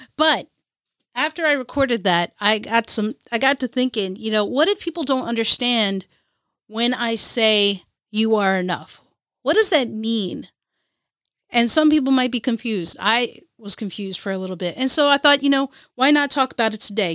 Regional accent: Kerala, India; As an Indian, as a Muley Alley from Ca, from Kerala, India

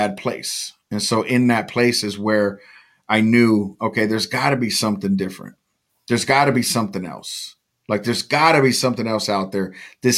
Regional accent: California, United States; I was raised in California

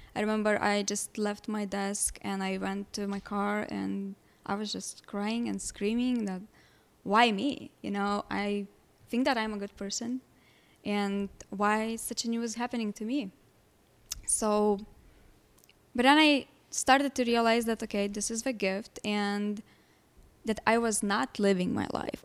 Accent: Lithuania; English is a second language; moved away as an adult; now in Chicago, United States; I was born and raised in Lithuania, moved here in Chicago almost ten years ago.

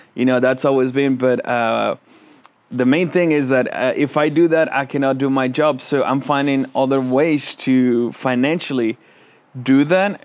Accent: Veracruz, Mexico; moved away; I go to, uh, to my hometown in Mexico, uh, in Veracruz

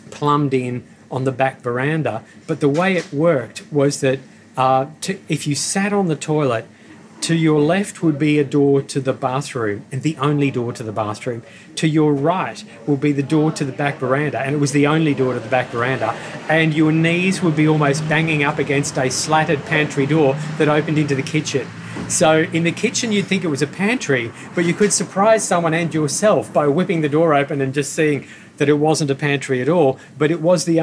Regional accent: Northern Ireland, United Kingdom; now in Australia; So that was a word when I moved out to Australia from Northern Ireland in 1972.

